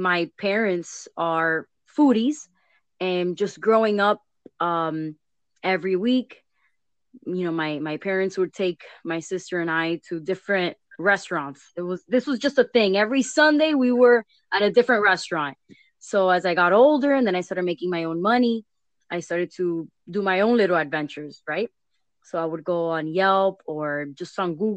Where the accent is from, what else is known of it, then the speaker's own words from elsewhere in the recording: Miami, Florida, United States; I was born and raised in Miami